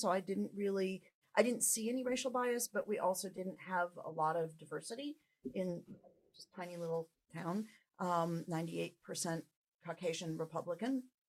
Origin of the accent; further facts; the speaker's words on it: Langhorne, Pennsylvania, United States; And now in my hometown, I did not experience that at all. It was an incredibly supportive environment.